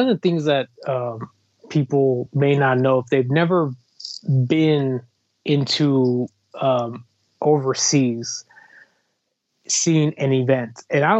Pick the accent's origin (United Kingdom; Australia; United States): United States; also born or lived in California; As American wrestling fans, I think we take for granted how fortunate we are to have events that are easier to travel to. For example, I live in California